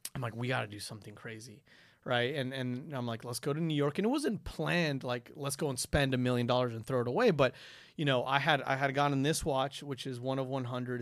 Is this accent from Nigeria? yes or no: no; Quito, Pichincha, Ecuador; moved away; I'm from Quito, Ecuador. I was born and raised there.